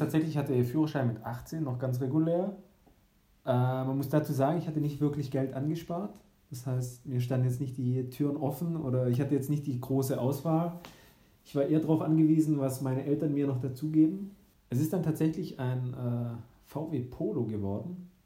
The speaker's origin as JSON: {"language": "German", "region": "Baden-Württemberg", "country": "Germany", "tie": "born or raised there", "said": "meiner Heimatstadt, näher im Bodensee"}